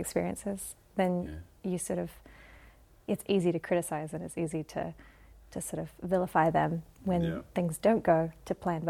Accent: Kaukaua, Northland, New Zealand; also born or lived in Hawaii, United States / Barbados; I was born in Kaukaua, in the far north of Aotearoa. And then when I was 8 months old, my parents moved to Hawaii. So I spent the first 5 years in Hawaii and then moved to Barbados for a really quick stint

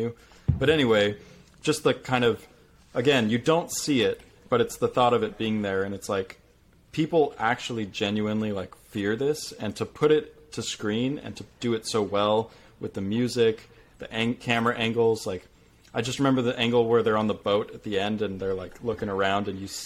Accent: Southern California, United States; I grew up in Southern California

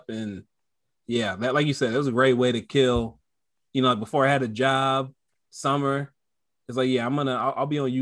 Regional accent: Modesto, California, United States; I grew up in Modesto, California.

